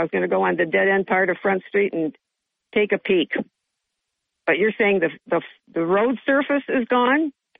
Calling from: Johnson City, New York, United States; This is … from JC

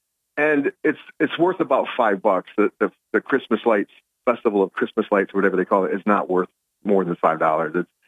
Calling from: Binghamton, New York, United States; calling from the lovely Binghamton, New York.

